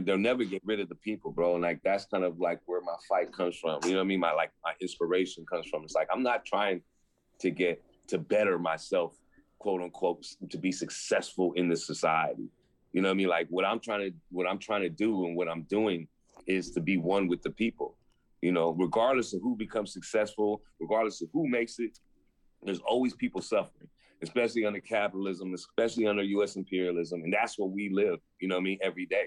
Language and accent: English; San Francisco, California, United States; I grew up in Lower Haight, Hayden Fillmore, basically area